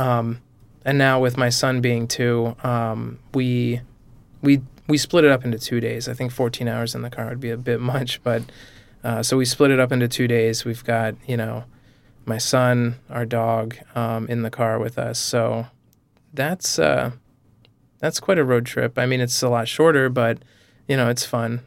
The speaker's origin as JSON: {"language": "English", "region": "New England", "country": "United States", "tie": "born or raised there", "lives_now": "Rhode Island, United States", "said": "I grew up in New England, so I'm used to states that are small"}